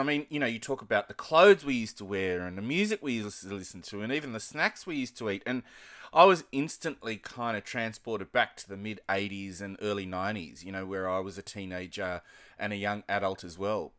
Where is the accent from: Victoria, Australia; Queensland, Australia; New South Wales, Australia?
New South Wales, Australia; Sydney; accent: Australian; I was born and grew up in Blacktown in Sydney's outer western suburbs